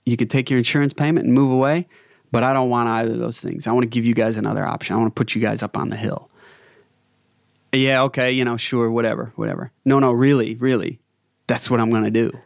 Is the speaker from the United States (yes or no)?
yes; United States; moved away as an adult; now in Australia; Being an American